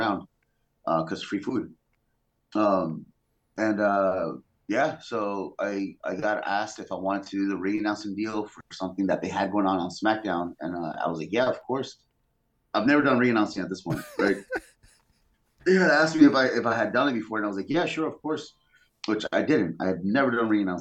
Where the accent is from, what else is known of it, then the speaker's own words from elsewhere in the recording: California, United States; So I'm from California. That's where I'm from